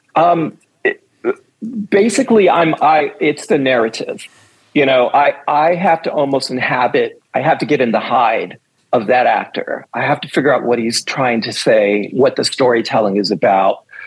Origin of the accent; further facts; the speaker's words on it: New York City, New York, United States; I'm from New York City. I grew up on uh, 21st and 8th Avenue, to be exact